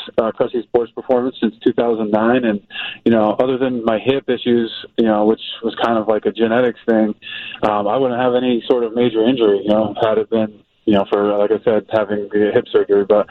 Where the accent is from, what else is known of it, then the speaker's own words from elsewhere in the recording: Massachusetts, United States; I'm from Massachusetts, maybe I didn't play baseball year-round as a kid